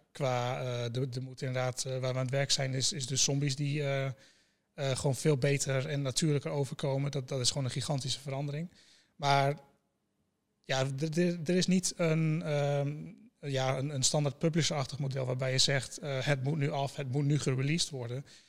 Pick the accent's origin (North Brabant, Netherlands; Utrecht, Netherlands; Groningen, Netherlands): Groningen, Netherlands; ik kom inderdaad uit Groningen